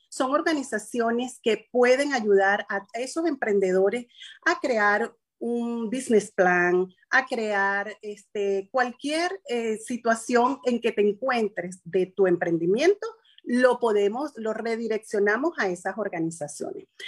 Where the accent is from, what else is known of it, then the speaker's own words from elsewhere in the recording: Venezuela; moved away as an adult; now in United States; Yo llegué a este país, contador público en mi país, asesor fiscal en Venezuela, empresaria